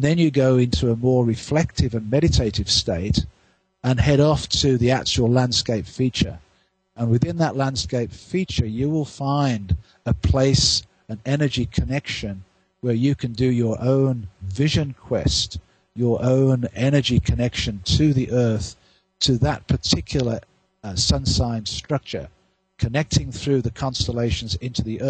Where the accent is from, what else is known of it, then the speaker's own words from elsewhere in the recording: Victoria, British Columbia, Canada; in my hometown of Victoria